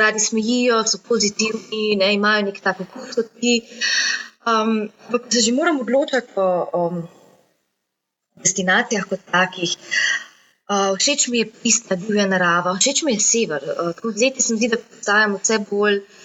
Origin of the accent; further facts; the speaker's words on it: Slovenia; Slovenci smo